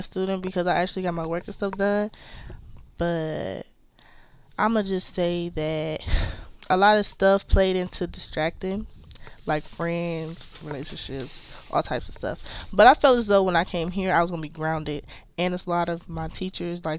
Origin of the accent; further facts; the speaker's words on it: Detroit, Michigan, United States; moved away as an adult; I'm from Detroit, Michigan.